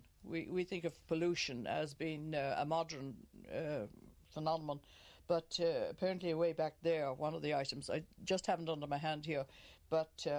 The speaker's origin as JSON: {"language": "English", "town": "Killiney", "region": "Leinster", "country": "Ireland", "tie": "born or raised there", "moved": "as an adult", "lives_now": "County Cavan, Ireland", "said": "I was born in Killiney. I'm not a Cavan native."}